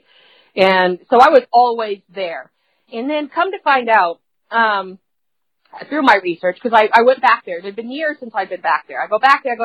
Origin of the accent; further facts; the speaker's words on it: Indianapolis, Indiana, United States; I'm from Indianapolis